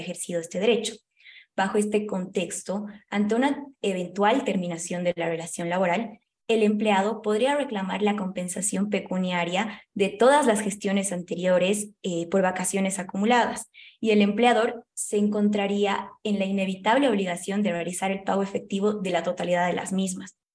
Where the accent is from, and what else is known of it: Bolivia